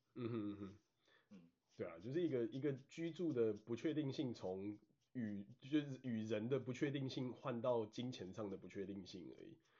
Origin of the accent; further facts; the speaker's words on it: Taiwan; moved away as an adult; also born or lived in Washington State, United States; now in Washington, United States; 身为台湾人真的有蛮多好处